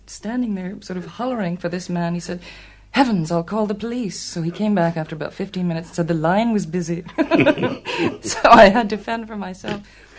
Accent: Utah, United States; now in New York, United States; It took me a long time to admit it because I'm a Westerner from Utah, but I've lived there most of my life, when I'm not here, that is.

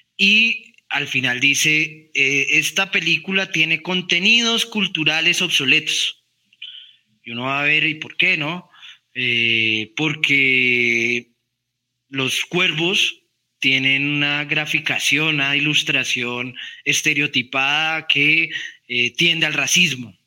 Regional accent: Colombia; a uno como colombiano

